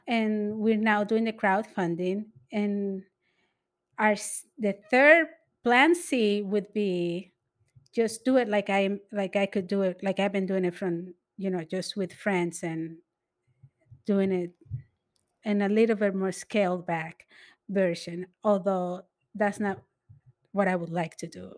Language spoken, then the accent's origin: English; New York City, New York, United States; I am from the Lower East Side